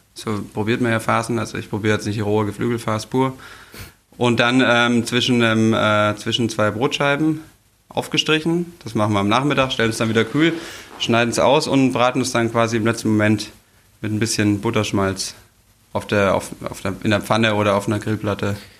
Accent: Bavaria, Germany; moved away as an adult; now in Hamburg, Germany; ich komme aus Bayern

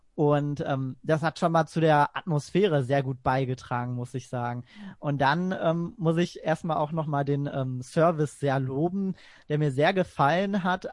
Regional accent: Essen, North Rhine-Westphalia, Germany; also born or lived in Gladbeck; sehr viel auch in Essen unterwegs bin. Da bin ich auch geboren und aufgewachsen. Das ist quasi auch so meine Heimatstadt

